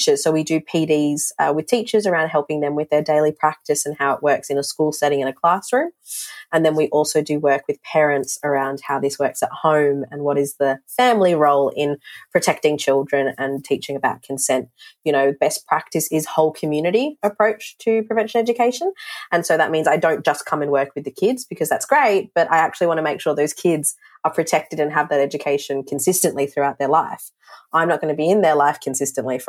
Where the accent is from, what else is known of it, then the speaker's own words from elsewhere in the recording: Darwin, Northern Territory, Australia; moved away as an adult; now in Melbourne, Australia; I grew up in Darwin in the Northern Territory